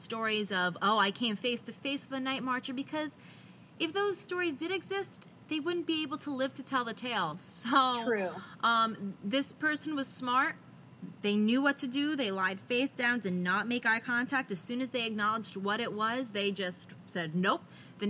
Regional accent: California, United States; He's a native Hawaiian, and I'm from South California.

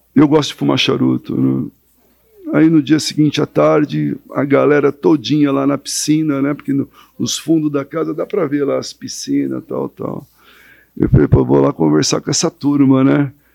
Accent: São Paulo, Brazil; como bom paulistano que sou

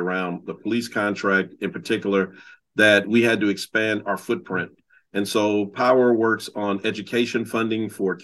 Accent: Oakland, California, United States; I grew up in Oakland, California, and I was born in 1966

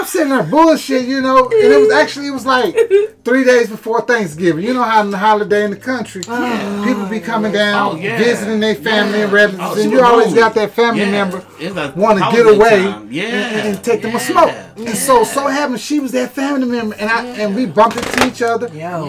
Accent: Houston, Texas, United States; I'm from Houston.

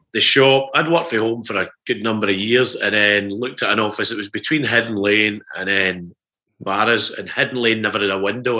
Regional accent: Kilmarnock, Scotland, United Kingdom; us growing up in Kilmarnock

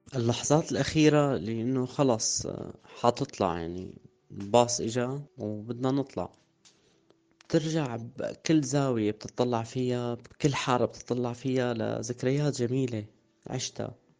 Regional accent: Damascus, Damascus Governorate, Syria; moved away as an adult; also born or lived in Harasta, Syria; من مواليد دمشق عام 1986 سكان مدينة حرستا

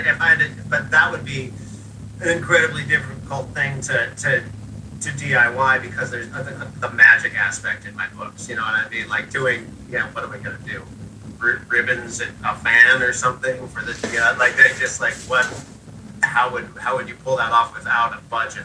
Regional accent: Seattle, Washington, United States; growing up in Seattle

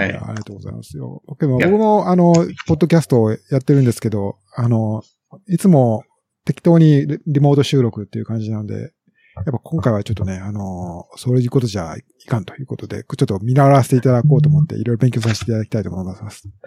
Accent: Nagahama, Shiga, Japan; accent: Kansai-ben; moved away; 滋賀県の長浜市の出身ですね

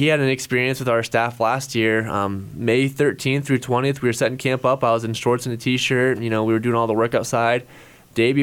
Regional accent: Hays, Kansas, United States; still live in Hayes, my hometown

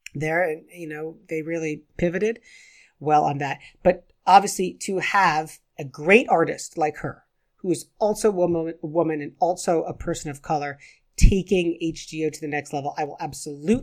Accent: England, United Kingdom; I'm as English as the next man from England

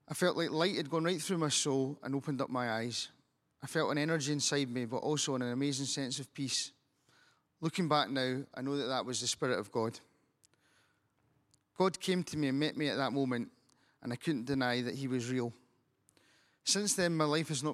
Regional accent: Stirling, Scotland, United Kingdom; I'm from Stirling in Scotland.

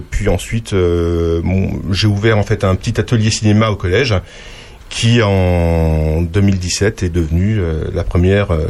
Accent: Grand Est, France; now in Lyon, France; euh, je suis originaire d'Alsace. Hein. Euh, j'ai passé un an en région parisienne comme euh, tout jeune prof qui se respecte.

